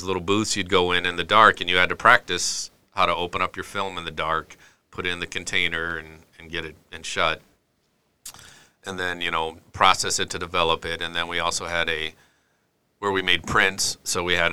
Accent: Henry, South Dakota, United States; I'm from South Dakota originally. I grew up in a little town called Henry, which is west of Watertown and east of Clark.

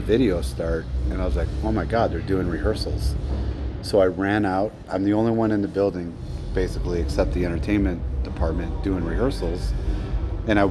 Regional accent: Phoenix, Arizona, United States; now in Las Vegas, United States; I was born and raised in Phoenix. Been in Vegas 30 years.

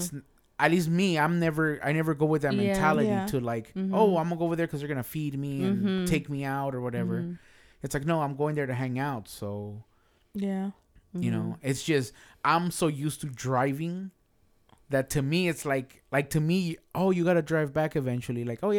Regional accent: United Kingdom; I want to try the British. I'm British.

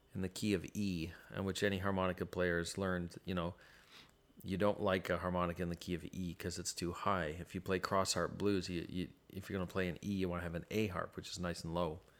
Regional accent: Ottawa, Ontario, Canada; when I was growing up in Ottawa

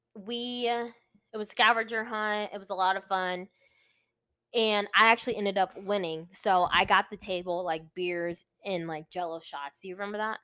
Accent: Virginia Beach, Virginia, United States; now in California, United States; I'm originally from Virginia, Virginia Beach, Virginia

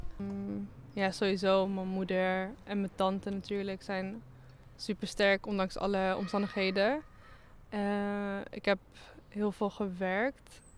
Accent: Netherlands; ik ben opgegroeid in Oost

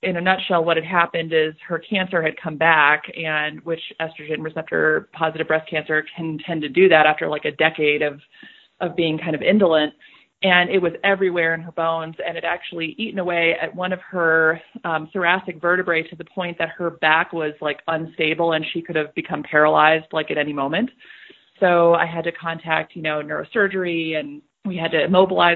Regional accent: Colorado, United States; a suburban level 2 trauma medical center in Colorado, in my home state

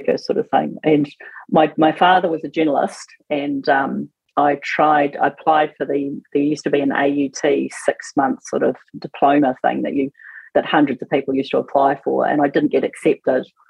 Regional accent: Auckland, New Zealand; also born or lived in Northland; I'm an Aucklander

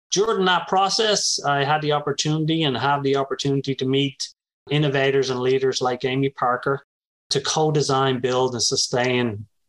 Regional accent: Dublin, Leinster, Ireland; moved away as an adult; now in United States; I grew up in Dublin, Ireland

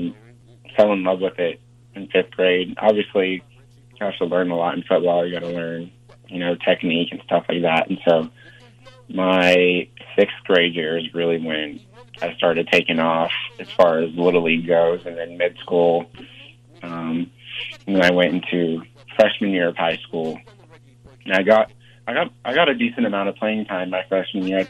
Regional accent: Grove, Oklahoma, United States; also born or lived in Ghana; I'm from Oklahoma

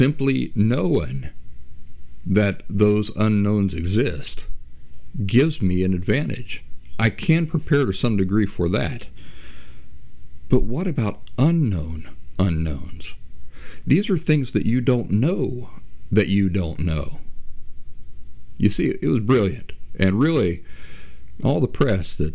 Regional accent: Appalachia, United States; moved away; also born or lived in Boston area / Philadelphia; I'm from Appalachia

